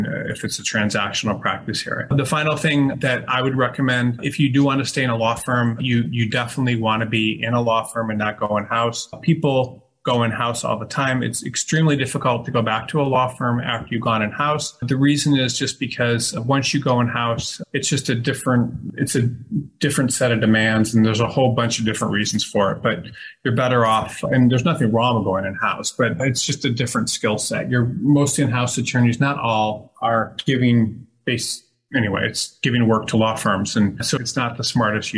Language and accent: English; Detroit, Michigan, United States; moved away; I'm from Detroit. So I worked for a federal judge in Detroit